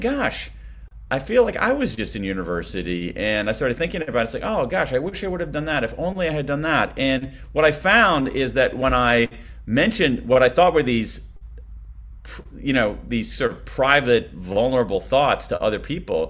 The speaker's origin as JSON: {"language": "English", "country": "United States", "tie": "born or raised there", "accent": "American", "said": "from my accent that I'm an American"}